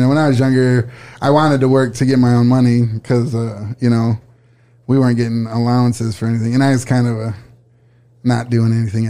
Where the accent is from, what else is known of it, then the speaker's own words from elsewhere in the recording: Saginaw, Michigan, United States; Saginaw, Michigan.